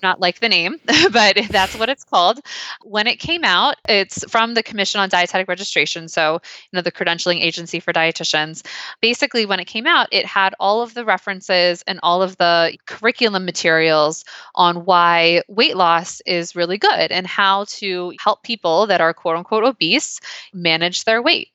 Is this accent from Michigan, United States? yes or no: no; Pennsylvania, United States; growing up in Pennsylvania